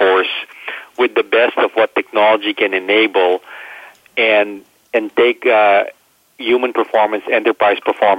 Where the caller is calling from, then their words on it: Prague, Czechia; I am in Prague in Czech Republic, so very, very happy to join you from this side of the world.